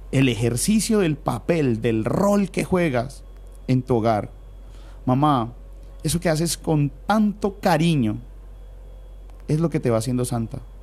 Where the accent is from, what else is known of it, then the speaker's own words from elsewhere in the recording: Cali, Valle del Cauca, Colombia; somos caleños y vallecaucanos